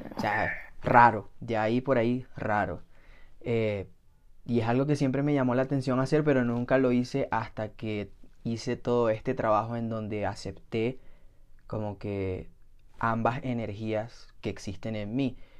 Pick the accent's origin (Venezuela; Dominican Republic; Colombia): Venezuela; ambos somos de Venezuela y ambos somos de la misma ciudad